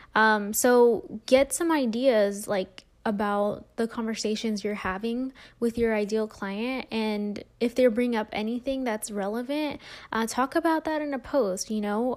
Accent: California, United States; now in Las Vegas, United States; I'm originally from California, but I'm in the Vegas area.

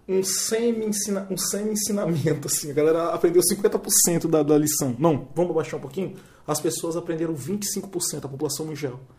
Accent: Vitória, Espírito Santo, Brazil; nós somos de Vitória

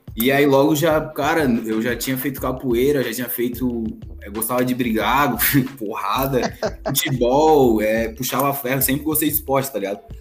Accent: Florianópolis, Santa Catarina, Brazil; Sou de Floripa, tenho 23 anos

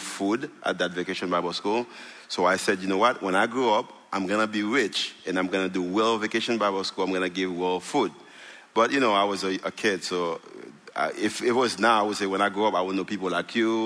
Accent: Haiti; moved away; I'm from Haiti. And when I was 12 years old, my dad walked away.

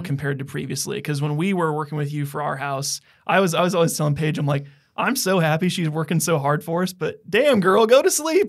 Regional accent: Donaldson, United States; their original house in Donaldson where we're from

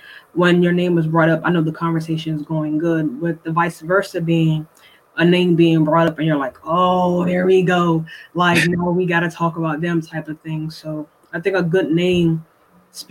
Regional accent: Washington, District of Columbia, United States; now in Salisbury, United States; Originally, I'm from Washington, D.C. I currently reside in Salisbury, Maryland

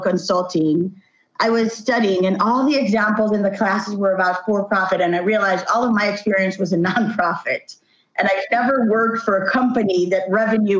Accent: Jerusalem, Jerusalem District, Israel; also born or lived in Tel Aviv; I come from Jerusalem originally, born and raised here

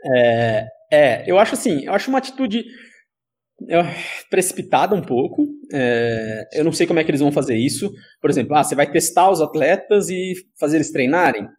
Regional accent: Sorocaba, São Paulo, Brazil; eu sou de Sorocaba

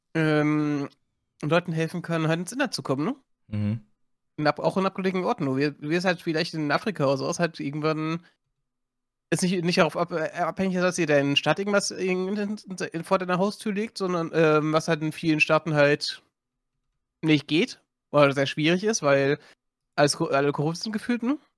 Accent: Germany; bei uns in Deutschland

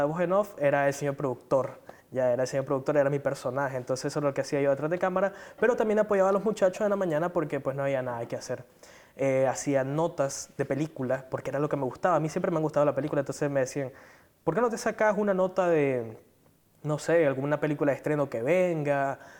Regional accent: Managua, Nicaragua; soy originario de Managua

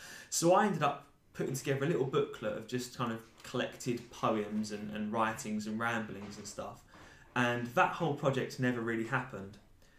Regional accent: Basildon, East of England, United Kingdom; A lot of it is about my experiences growing up in this town

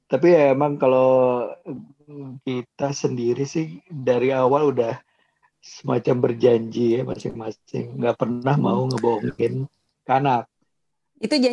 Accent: South Tangerang, Banten, Indonesia

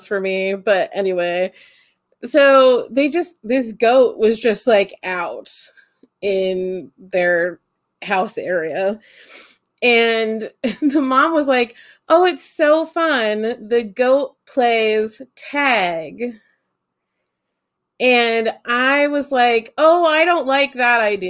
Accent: Holmes County, Ohio, United States; I grew up in Holmes County and like Amish stuff, but like I grew up in town

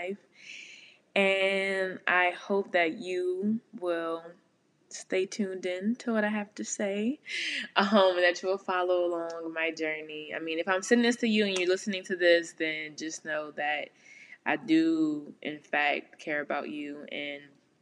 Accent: New Orleans, Louisiana, United States; moved away as an adult; living in New Orleans for so long. Well, y'all know I'm from the West Bank

